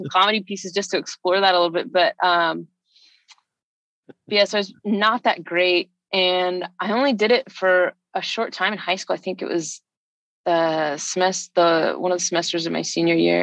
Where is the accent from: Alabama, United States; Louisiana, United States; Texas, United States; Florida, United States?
Alabama, United States; I grew up in Alabama